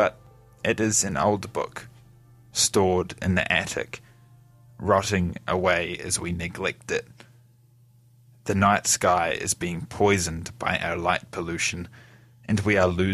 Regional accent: Gore, Southland, New Zealand; This is my hometown, Gore. It is small, only around 12,000 people

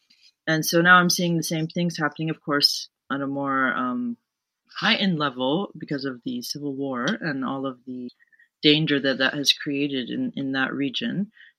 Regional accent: United States; I was born in America

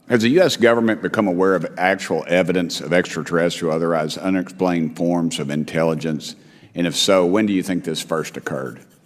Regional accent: Tennessee, United States; I'm from Tennessee

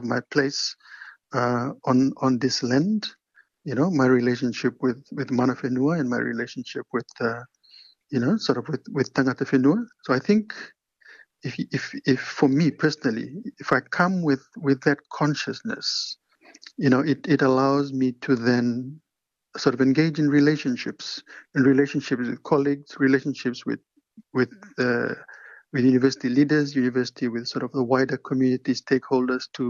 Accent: Levuka, Eastern Division, Fiji; moved away as an adult; also born or lived in Suva, Fiji / Queensland, Australia; now in Dunedin, New Zealand; So, I was born in Levuka on Ovalau, and many people know Levuka as the sort of the first capital of Fiji. I was born there and I grew up there

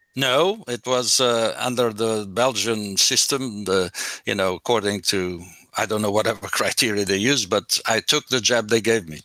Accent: Portugal; moved away; Portugal is definitely my home country

